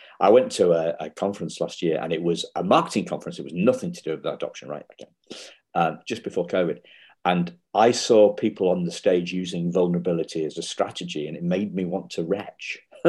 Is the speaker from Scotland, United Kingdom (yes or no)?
no; Wetherby, Yorkshire and the Humber, United Kingdom; I'm from Wetherby originally.